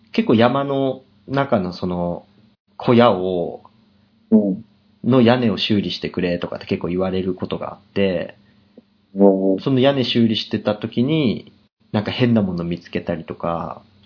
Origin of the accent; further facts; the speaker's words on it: Hokkaido, Japan; moved away; うち、地元。北海道のほんとトップクラスに雪がすごくて。